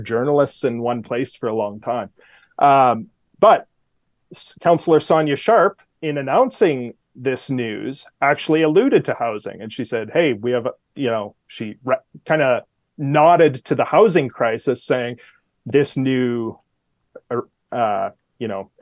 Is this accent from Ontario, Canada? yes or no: no; outside Edmonton, Alberta, Canada; moved away as an adult; now in Calgary, Canada; I grew up outside Edmonton.